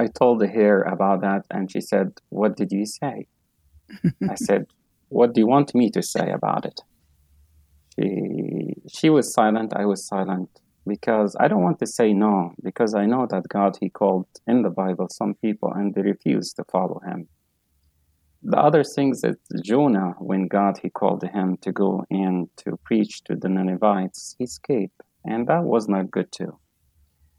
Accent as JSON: {"language": "English", "town": "Asyut", "region": "Asyut Governorate", "country": "Egypt", "tie": "born or raised there", "also_born_or_lived": "Canada", "moved": "as an adult", "lives_now": "United States", "said": "I was born in Egypt, grew up in Coptic Orthodox Church. I used to go to Sunday school. Then I become a servant in my church, St. George Orthodox Church in Upper Egypt, in a city called Asyut"}